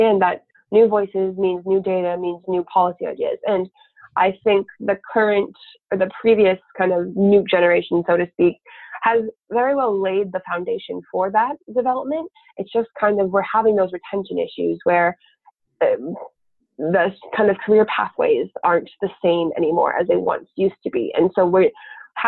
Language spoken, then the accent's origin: English; South Dakota, United States; I grew up in South Dakota